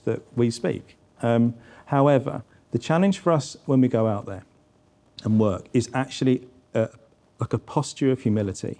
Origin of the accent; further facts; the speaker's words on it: England, United Kingdom; I go out as an English person born in the United Kingdom